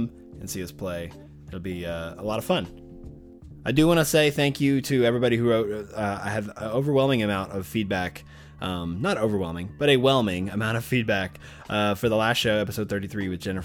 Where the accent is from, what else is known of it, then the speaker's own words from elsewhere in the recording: Arkadelphia, Arkansas, United States; Arkadelphia, Arkansas, my hometown, small town